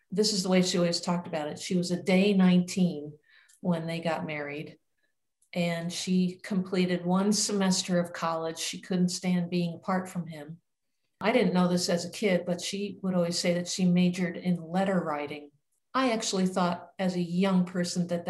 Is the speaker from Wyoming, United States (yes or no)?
no; New York City, New York, United States; My mom was born in New York City, which was also the same location where I was born